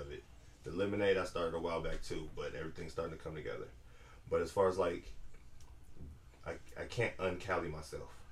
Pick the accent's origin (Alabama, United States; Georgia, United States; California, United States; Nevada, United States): California, United States; now in Atlanta, United States; We're all from California